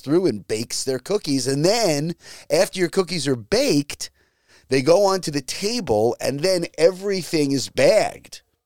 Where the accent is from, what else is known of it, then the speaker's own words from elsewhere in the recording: Long Island, New York, United States; moved away; my town on Long Island where I grew up